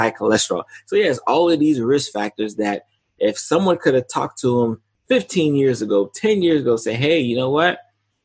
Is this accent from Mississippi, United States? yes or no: no; South Florida, United States; I'm in South Florida, so the likely first one will be in my hometown